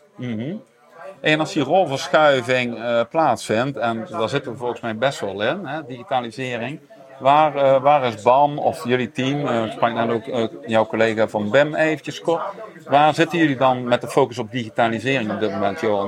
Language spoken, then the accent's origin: Dutch; Netherlands; uit mijn geboortedorp Arsen